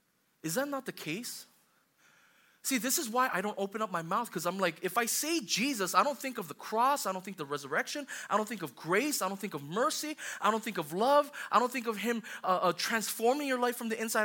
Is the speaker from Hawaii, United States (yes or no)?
yes; Hawaii, United States; I grew up in Hawaii